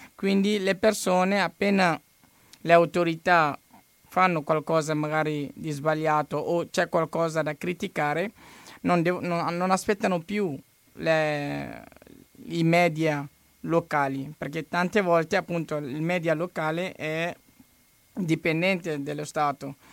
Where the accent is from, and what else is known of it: Mali; Italian is a second language; now in Italy